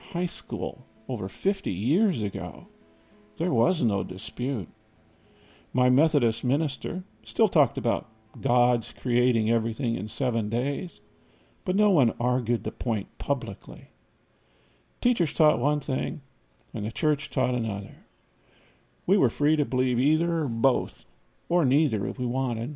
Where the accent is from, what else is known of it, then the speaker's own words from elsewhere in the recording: Iowa, United States; Growing up in Iowa